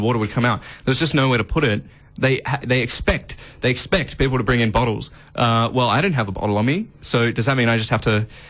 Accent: Australia; I'm an Australian

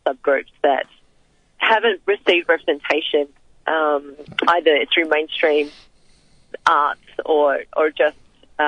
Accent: Frankston, Victoria, Australia; born or raised there

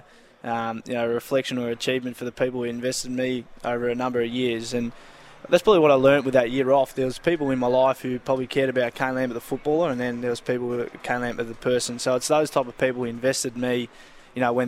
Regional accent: Preston, Victoria, Australia; a nostalgic club for me growing up in Preston

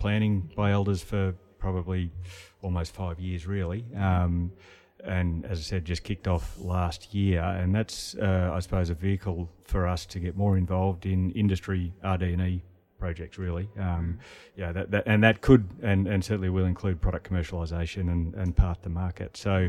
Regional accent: Gippsland, Victoria, Australia; So I grew up on a dairy farm in Gippsland in Victoria.

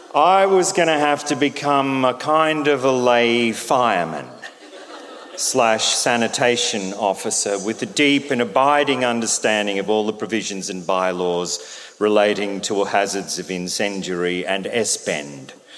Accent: Albury, New South Wales, Australia; When I was a boy growing up in Albury Wodonga in the 70s

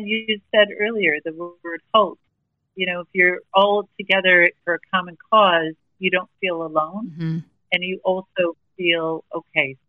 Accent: United States; accent: American; now in Australia; we are from America

